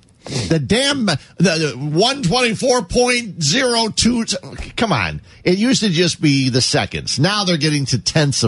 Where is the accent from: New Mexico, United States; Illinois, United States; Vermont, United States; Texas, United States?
Illinois, United States; Cicero; I grew up in Cicero where there was Hawthorne and Sportsman.